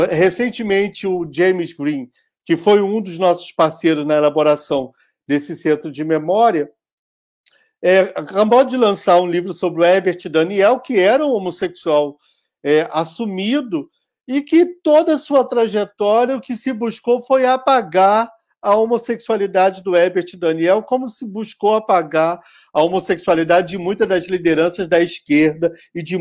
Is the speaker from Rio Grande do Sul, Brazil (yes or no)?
yes; Rio Grande do Sul, Brazil; deveria estar entre aqueles e aquelas que nós, como gaúchos, que gostamos de criar mitos, lutadores pela, pela democracia, guerreiros e etc, etc